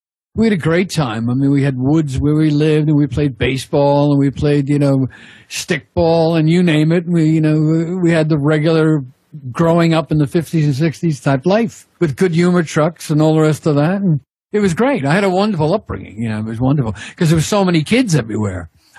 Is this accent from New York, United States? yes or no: yes; Long Island, New York, United States; moved away as an adult; now in Sussex, United Kingdom; I come from Long Island, New York. I grew up in the 50s and 60s.